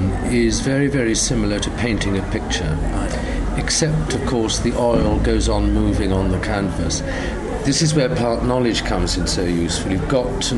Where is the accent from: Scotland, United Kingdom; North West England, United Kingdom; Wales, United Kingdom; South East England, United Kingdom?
Wales, United Kingdom; Monmouthshire; also born or lived in Oxfordshire; now in South Warwickshire, United Kingdom; I was brought up in Monmouthshire.